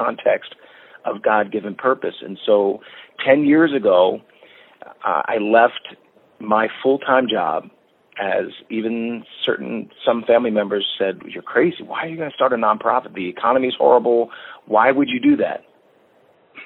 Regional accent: Lancaster, Pennsylvania, United States; moved away as an adult; also born or lived in Atlanta, Georgia; I'm from Lancaster, Pennsylvania

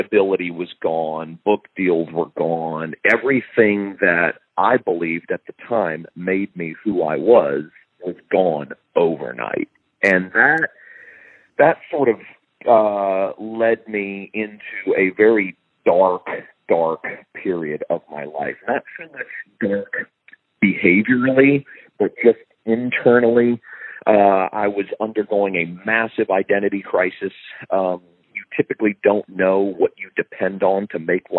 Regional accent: Fort Lauderdale, Florida, United States; moved away as an adult; also born or lived in Tennessee; I moved back home to South Florida. I'm from Fort Lauderdale

